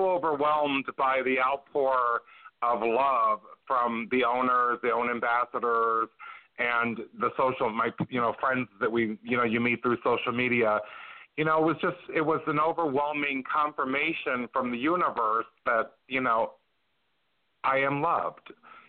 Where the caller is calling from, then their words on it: Peoria, Illinois, United States; Well, today I'm in the country. I'm calling from Peoria, Illinois. I'm with my grandmother celebrating her 94th birthday.